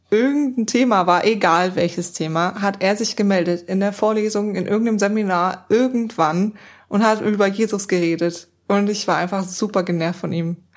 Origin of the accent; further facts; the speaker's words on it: East Germany, Germany; ich komme aus einem nicht christlichen Elternhaus und ich komme auch aus Ostdeutschland, das heißt aus einer Ecke, die ihn mit Gott einfach gar nichts am Hut hat.